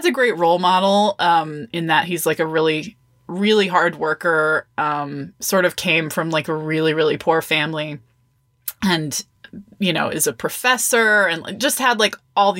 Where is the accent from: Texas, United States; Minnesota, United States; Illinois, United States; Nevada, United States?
Texas, United States; Austin; moved away as an adult; also born or lived in Olympia, Washington; I came back home to, I'm from Austin, Texas. So I came back to Austin